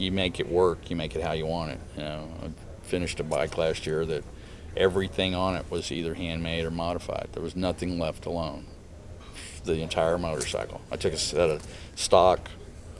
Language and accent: English; Texas, United States; moved away as an adult; also born or lived in Missouri; now in Illinois, United States; I was born and raised in Texas